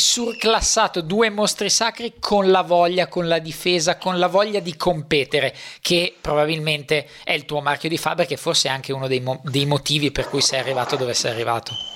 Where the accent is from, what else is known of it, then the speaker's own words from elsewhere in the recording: Milan, Lombardy, Italy; sono di Milano